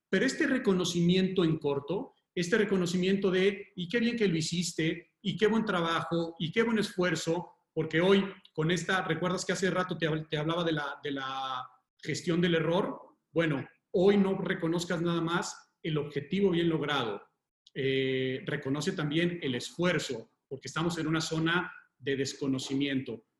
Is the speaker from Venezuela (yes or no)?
no; Mexico